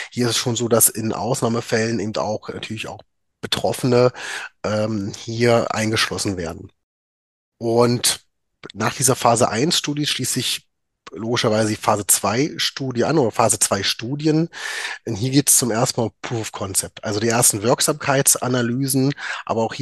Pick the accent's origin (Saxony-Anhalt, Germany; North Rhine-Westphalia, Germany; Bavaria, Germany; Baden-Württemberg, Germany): Saxony-Anhalt, Germany; Magdeburg; now in Düsseldorf, Germany; Äh, ich bin gebürtiger Magdeburger, habe dort auch äh, mein Medizinstudium absolviert